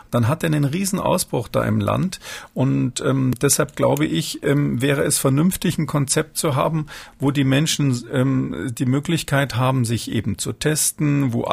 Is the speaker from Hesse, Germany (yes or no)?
no; Munich, Bavaria, Germany; born there; ich bin in München geboren